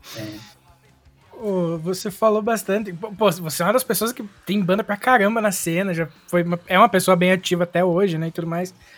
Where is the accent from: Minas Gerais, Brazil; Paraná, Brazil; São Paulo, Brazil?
Paraná, Brazil; a gente é do Paraná